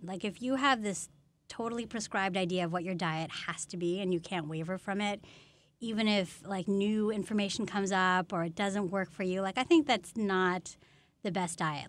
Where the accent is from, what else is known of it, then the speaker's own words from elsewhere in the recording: Menlo Park, California, United States; I grew up in Menlo Park